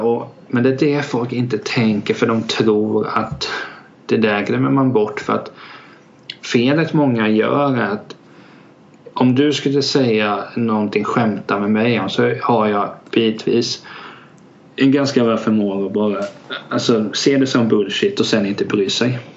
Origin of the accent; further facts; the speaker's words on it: Hultsfred, Kalmar County, Sweden; jag är 26 från Hultsfred